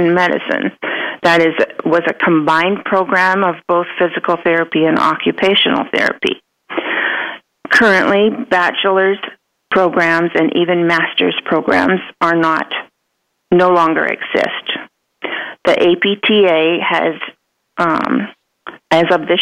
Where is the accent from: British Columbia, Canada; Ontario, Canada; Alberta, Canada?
British Columbia, Canada; Western Canada; moved away as an adult; also born or lived in Vancouver / California; now in United States; I was raised in Western Canada, British Columbia, and attended the University of British Columbia.